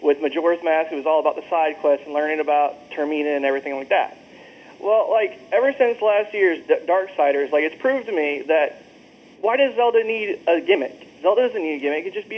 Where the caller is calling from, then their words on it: Jacksonville, Florida, United States; I'm calling from Jacksonville, Florida.